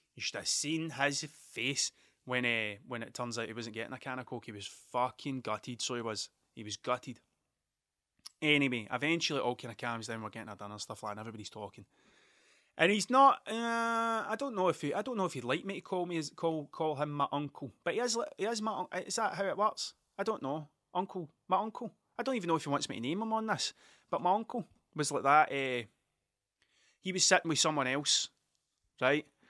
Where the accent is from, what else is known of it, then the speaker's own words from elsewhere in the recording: Ayrshire, Scotland, United Kingdom; I'm from Ayrshire. I'm a, I'm a coun-, I'm a country bumpkin through and through. I am one hundred percent Ayrshire.